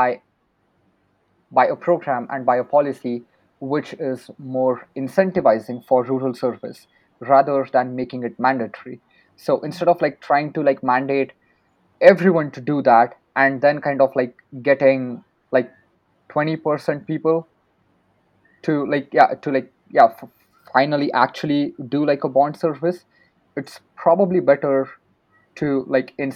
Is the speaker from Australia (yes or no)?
no; Maharashtra, India; my home state, which is Maharashtra